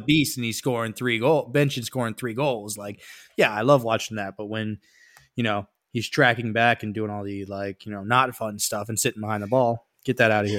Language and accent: English; United States